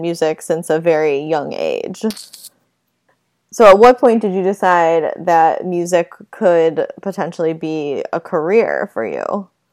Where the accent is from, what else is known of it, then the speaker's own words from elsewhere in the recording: Buffalo, New York, United States; I'm from Buffalo, so I'm not exactly East Coast